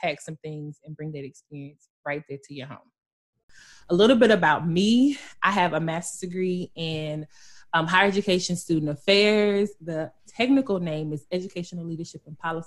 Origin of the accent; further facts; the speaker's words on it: West Tennessee, United States; I'm from Tennessee. Period. I'm from West 10